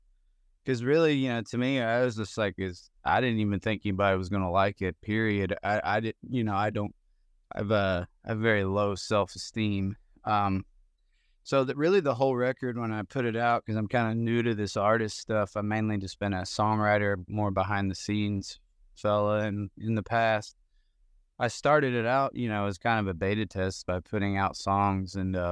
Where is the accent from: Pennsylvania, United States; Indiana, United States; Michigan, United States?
Indiana, United States; I grew up in Southern Indiana, where there actually is a good amount of snow, so I'm quite familiar with driving on it and living in it and knowing how to exist within it.